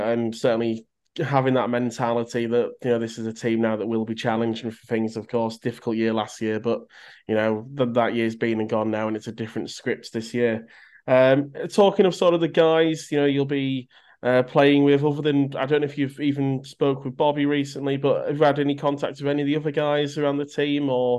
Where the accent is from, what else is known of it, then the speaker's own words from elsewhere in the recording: Canada; One thing I would say as well, as a Canadian, I have got it on a bit on a map here, but I have already checked out the nearest Tim Hortons.